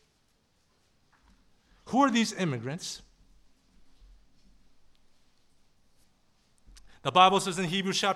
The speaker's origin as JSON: {"language": "English", "region": "Southern California", "country": "United States", "said": "I'm from Southern California"}